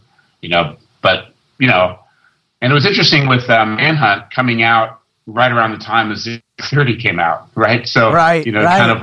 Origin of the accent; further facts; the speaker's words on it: West Coast, United States; moved away as an adult; also born or lived in London; I grew up on the West Coast and went to London and for grad school